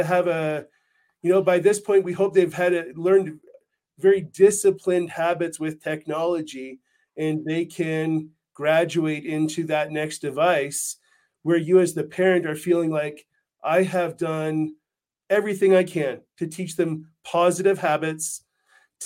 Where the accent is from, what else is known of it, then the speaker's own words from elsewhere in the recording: Canada; now in United States; I'm from Canada